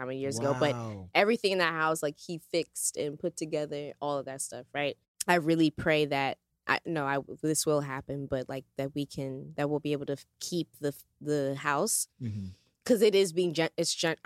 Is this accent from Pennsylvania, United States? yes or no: yes; Exeter, Pennsylvania, United States; also born or lived in Philadelphia; I grew up in Pennsylvania. This place called Exeter